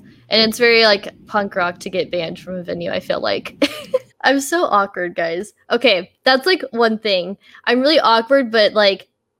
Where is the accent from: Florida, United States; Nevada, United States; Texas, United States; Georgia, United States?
Texas, United States; Austin; I'm from Austin